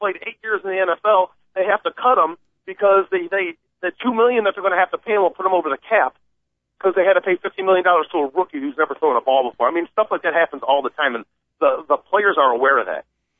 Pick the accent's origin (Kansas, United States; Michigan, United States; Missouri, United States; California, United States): Michigan, United States; now in Chicago, United States; I'm from Michigan. I live here in the city of Chicago. I work for Boeing.